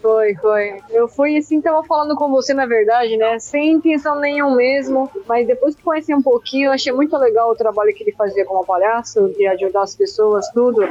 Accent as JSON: {"language": "Portuguese", "country": "Japan", "tie": "born or raised there", "moved": "yes", "said": "Eu fui criada no Japão"}